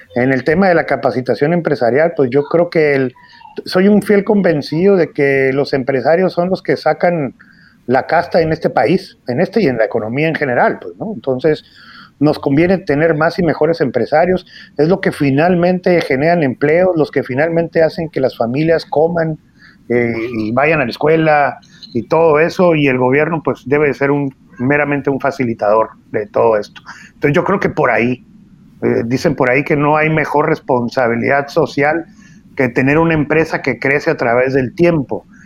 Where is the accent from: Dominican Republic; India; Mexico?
Mexico; Hermosillo, Sonora; Yo nací en Hermosillo, Sonora